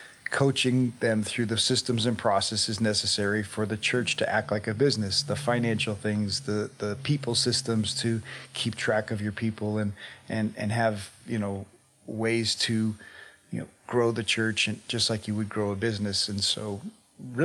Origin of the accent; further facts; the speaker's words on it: Colorado, United States; Yeah, so obviously I grew up here in Colorado